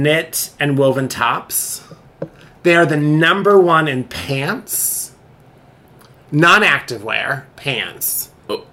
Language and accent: English; Central Valley of California, United States; I grew up in the Central Valley of California